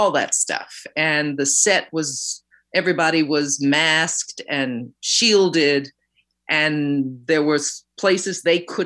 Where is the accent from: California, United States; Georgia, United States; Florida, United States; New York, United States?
New York, United States; New York City; growing up in New York City.